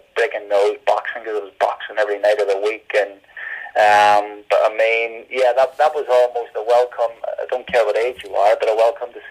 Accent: Derry, Northern Ireland, United Kingdom; moved away; growing up in Northern Ireland, right sort of in the Craigan

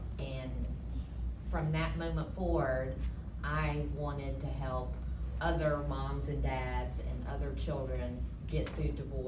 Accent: North Carolina, United States; moved away as an adult; now in Atlanta, United States; I'm originally from North Carolina, where I grew up.

